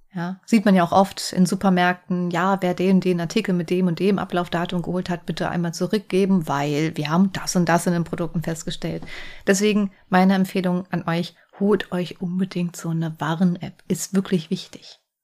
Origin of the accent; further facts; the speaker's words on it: Hesse, Germany; ich komme jetzt aus Hessen